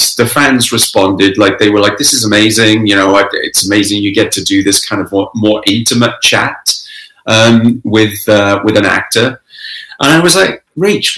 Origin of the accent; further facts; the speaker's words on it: Pencoed, Wales, United Kingdom; also born or lived in London / Canada; now in Toronto, Canada; Well, I'm originally from Wales. I grew up in Wales.